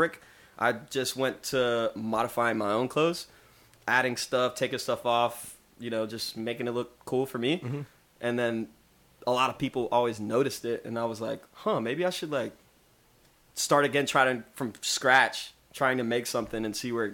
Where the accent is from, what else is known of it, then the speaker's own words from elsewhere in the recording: Atlanta, Georgia, United States; growing up in Atlanta